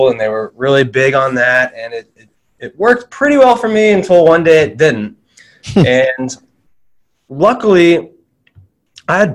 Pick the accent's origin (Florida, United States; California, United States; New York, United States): Florida, United States; South; also born or lived in Fayetteville, Arkansas; When we were five, we moved to South Florida, and I grew up down there.